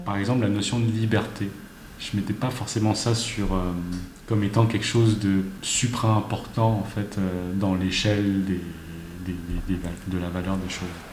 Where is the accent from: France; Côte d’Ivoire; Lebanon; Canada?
France; also born or lived in Paris (19th arrondissement); je suis français